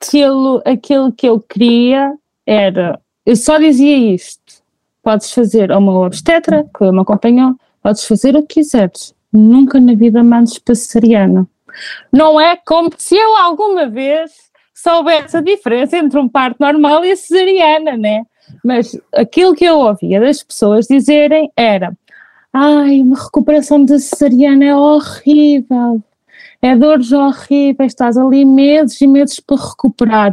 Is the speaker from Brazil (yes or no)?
no; Figueira da Foz, Centro, Portugal; sou da Figueira da Foz